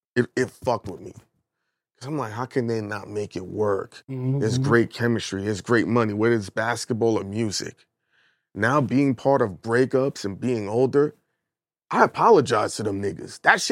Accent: Brooklyn, New York, United States; And I'm from Brooklyn, bro. I'm a New Yorker.

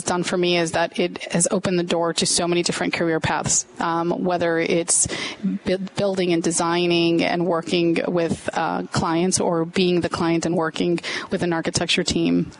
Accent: Melrose Park, Illinois, United States; I grew up in Melrose Park in the western suburbs.

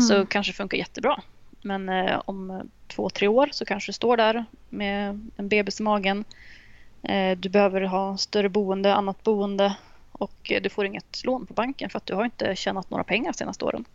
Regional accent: Uppsala, Uppsala County, Sweden; moved away as an adult; now in Jönköping, Sweden; från Uppsala ursprungligen så att jag skulle väl nästan säga att jag är Uppsalabo fortfarande. Men, men jag flyttade till Jönköping för ett år sedan

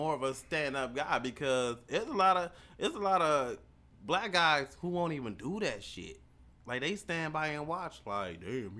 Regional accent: the North, United States; now in Kentucky, United States; I'm a Yankee. That's what they call me.

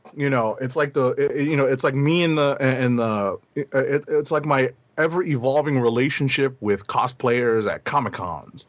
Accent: New York, United States; a New Yorker, born and bred

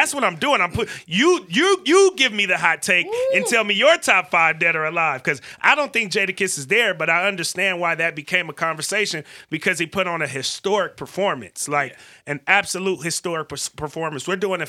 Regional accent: Vallejo, California, United States; we from Valero.

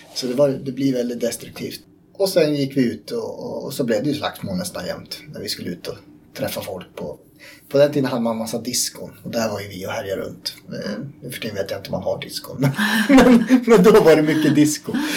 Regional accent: Uppland, Uppsala County, Sweden; jag är uppvuxen här i Uppland

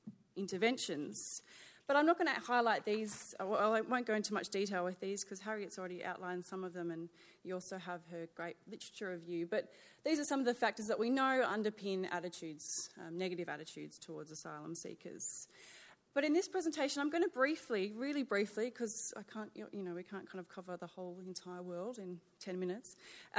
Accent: Sydney, New South Wales, Australia; moved away; I'm really pleased to be back in Sydney. This is my hometown.

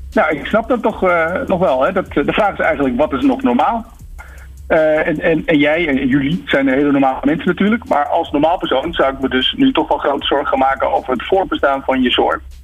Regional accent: Netherlands; Wij zijn tenslotte die nuchtere Hollanders

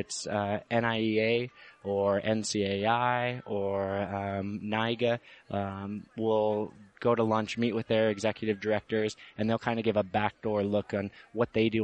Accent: Auburn, Washington, United States; moved away as an adult; now in Washington, D.C., United States; I grew up in Auburn, Washington, and on the Muckleshoot Reservation

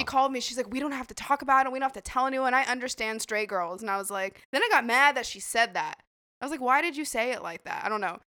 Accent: Idaho, United States; moved away; that's where I'm from, I'm from Idaho

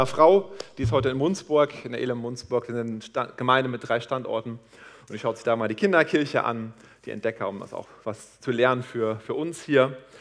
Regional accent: Harz, Germany; ich komme aus dem Harz

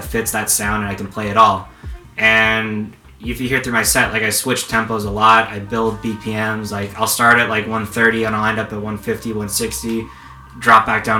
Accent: Los Angeles, California, United States; I grew up in San Pedro and grew up in LA County

